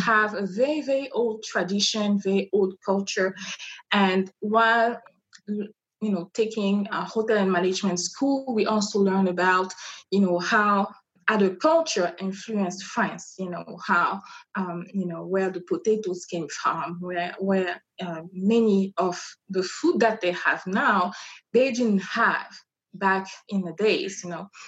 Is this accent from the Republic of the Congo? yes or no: yes; Brazzaville, Republic of the Congo; first language French; English is a second language; moved away as an adult; now in Reno, United States; I come from Brazzaville, which is the uh, capital of uh, Congo.